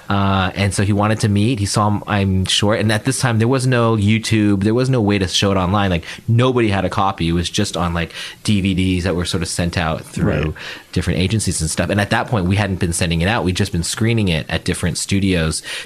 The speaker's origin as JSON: {"language": "English", "town": "Palo Alto", "region": "California", "country": "United States", "tie": "born or raised there", "said": "I grew up in Palo Alto next to Stanford"}